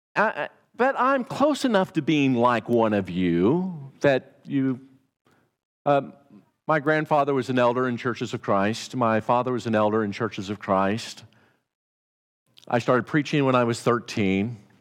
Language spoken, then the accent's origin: English; Indiana, United States; accent: Hoosier twang; moved away; I'm not a Texan. I'm from Indiana. Not many people claim to be from Indiana. And I have a Hoosier twang